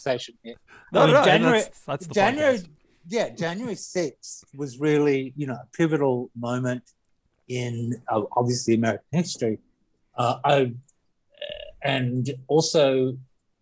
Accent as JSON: {"language": "English", "country": "Australia", "said": "I'm Australian"}